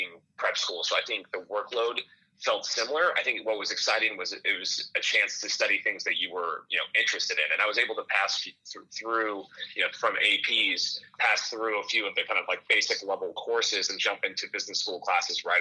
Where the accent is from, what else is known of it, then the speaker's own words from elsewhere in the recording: Southern California, United States; moved away as an adult; also born or lived in Ohio; I grew up in Southern California